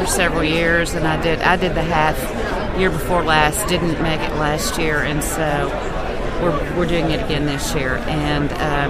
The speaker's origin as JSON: {"language": "English", "town": "Texarkana", "region": "Texas", "country": "United States", "tie": "born or raised there", "said": "I'm from Texarkana, Texas."}